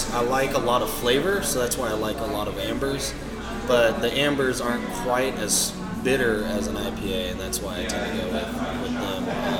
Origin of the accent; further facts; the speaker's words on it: Louisville, Kentucky, United States; moved away; Louisville is my hometown, and this is where I grew up